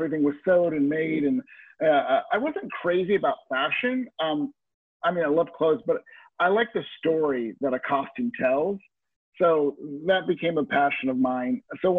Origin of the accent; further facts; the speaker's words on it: North Carolina, United States; also born or lived in California / Niagara Falls; So I was born in California and then moved to Niagara Falls until I was about seven, and then North Carolina for most of my junior high and high school life.